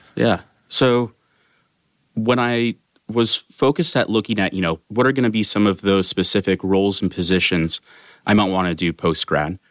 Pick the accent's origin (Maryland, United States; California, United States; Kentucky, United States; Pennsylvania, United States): California, United States; Sacramento; moved away as an adult; also born or lived in Bay Area; born and raised in Sacramento, California